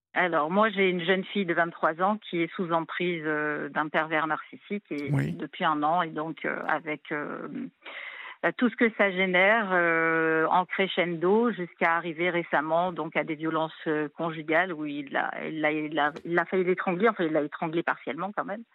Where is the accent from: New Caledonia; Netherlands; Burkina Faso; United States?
New Caledonia; now in Réunion; je suis pas réunionnaise d'origine. Hein. je suis de cœur depuis 2011, mais moi, je suis calédonienne d'origine d'une autre île